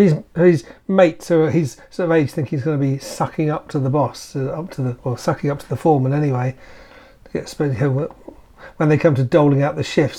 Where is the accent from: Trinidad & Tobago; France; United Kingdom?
United Kingdom; Because that's what we say in Britain, don't we?